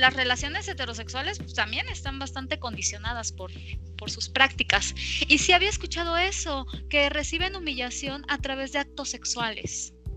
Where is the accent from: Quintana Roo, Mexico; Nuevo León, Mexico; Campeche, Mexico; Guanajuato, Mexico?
Campeche, Mexico; now in Mexico City, Mexico; Yo nací y crecí en Campeche, un lugar extremadamente caliente